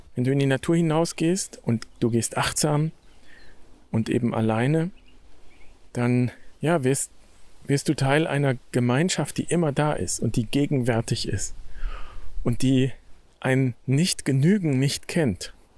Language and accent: German; Germany; Ich bin in Deutschland geboren